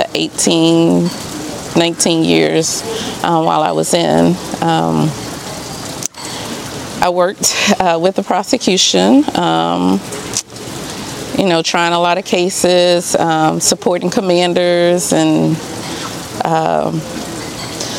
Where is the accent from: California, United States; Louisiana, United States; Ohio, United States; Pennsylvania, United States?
Louisiana, United States; Baton Rouge; moved away as an adult; also born or lived in Texas / Dallas; now in Kempner, United States; I'm originally from Baton Rouge, Louisiana